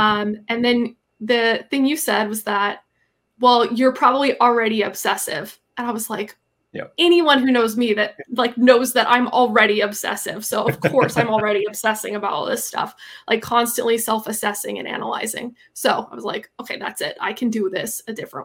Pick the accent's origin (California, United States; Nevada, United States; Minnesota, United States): Minnesota, United States; now in Seattle, United States; I'm from Minnesota and I'm moving back there in the next year or two